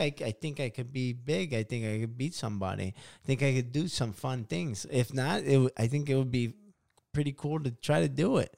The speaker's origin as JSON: {"language": "English", "town": "Chicago", "region": "Illinois", "country": "United States", "moved": "yes", "said": "I stay in Chicago."}